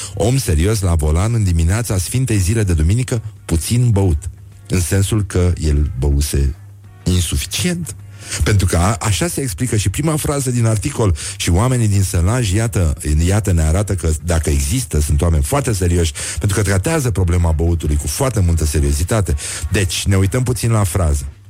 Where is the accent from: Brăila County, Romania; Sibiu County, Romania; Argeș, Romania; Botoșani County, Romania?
Brăila County, Romania; Brăila; Eu sunt din Brăila